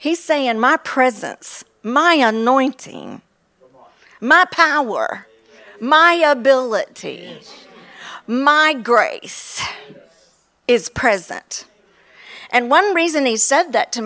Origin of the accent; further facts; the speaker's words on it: Kentucky, United States; moved away; I'm from Kentucky. Even though I don't live there, I still have the accent